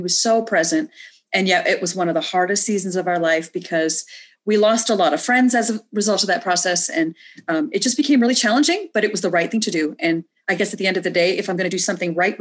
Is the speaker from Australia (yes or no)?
no; Canada; moved away as an adult; also born or lived in India; now in United States; I grew up in Canada and moved to the States to get married after college